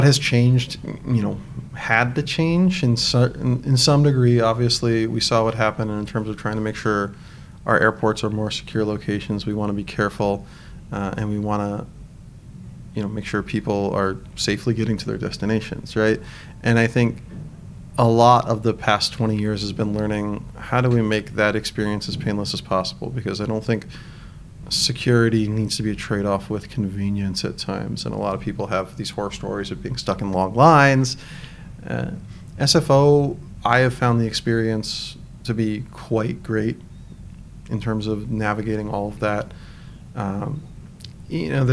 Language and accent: English; Northern Virginia, United States; now in San Francisco, United States; I grew up in Northern Virginia